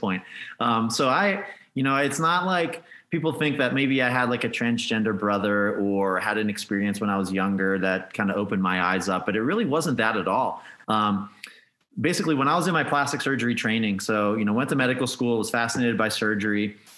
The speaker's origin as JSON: {"language": "English", "region": "Pennsylvania", "country": "United States", "also_born_or_lived": "Nevada", "moved": "as an adult", "lives_now": "Las Vegas, United States", "said": "I'm from Pennsylvania originally"}